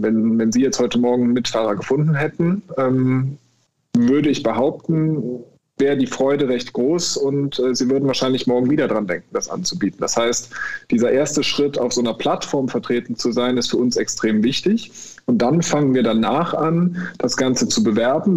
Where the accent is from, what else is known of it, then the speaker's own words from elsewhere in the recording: Bonn, North Rhine-Westphalia, Germany; moved away as an adult; now in Cologne, Germany; ich bin ursprünglich Bonner, ich lebe seit zehn Jahren in Köln